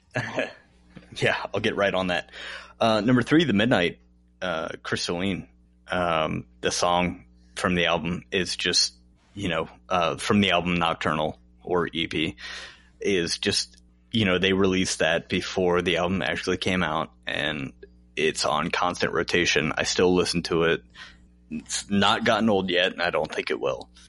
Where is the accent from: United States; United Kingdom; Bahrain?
United States; Chesapeake, Virginia; also born or lived in Norfolk, Virginia; when we moved from Norfolk, Virginia to Chesapeake, Virginia. I was in third grade